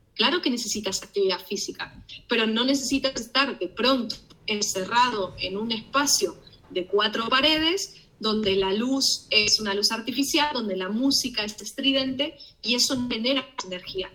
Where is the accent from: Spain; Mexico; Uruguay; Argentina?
Argentina; moved away; paisanos míos